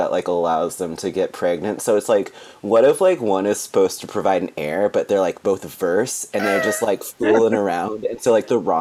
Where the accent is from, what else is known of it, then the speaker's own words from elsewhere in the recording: United States; I'm from America.